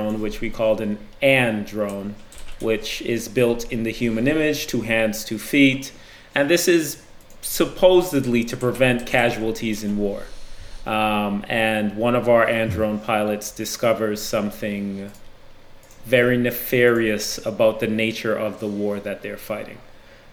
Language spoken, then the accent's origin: English; Boston, Massachusetts, United States; also born or lived in Barbados; now in Los Angeles, United States; I am a Bostonian, is what I claim. I was actually born in Barbados.